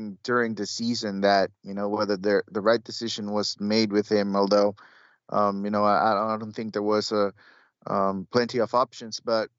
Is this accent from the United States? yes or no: no; Honduras; Growing up in Honduras, that's what we always order.